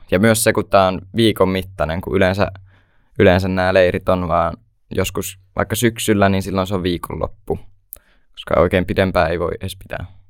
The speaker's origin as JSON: {"language": "Finnish", "town": "Hollola", "region": "Päijät-Häme", "country": "Finland", "said": "mä oon 16 vuotta ja tuun Hollolasta"}